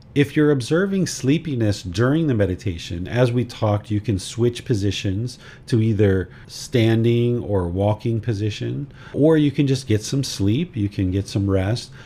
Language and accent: English; United States; now in Thailand; I am a American citizen. I live in Thailand.